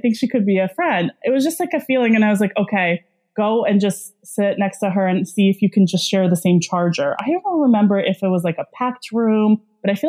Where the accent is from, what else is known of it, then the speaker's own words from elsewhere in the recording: New York City, New York, United States; moved away as an adult; also born or lived in Belarus; now in Los Angeles, United States; I'm from the East Coast, so I grew up in Brooklyn